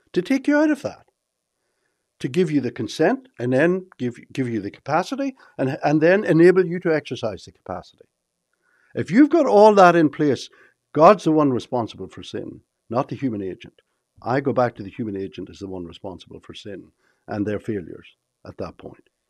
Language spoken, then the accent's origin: English; Ireland; moved away as an adult; now in Texas, United States; I come from Ireland.